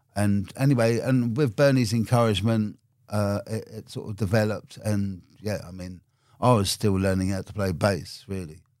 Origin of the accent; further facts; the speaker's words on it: London, United Kingdom; I grew up in Brixton and Labrador Grove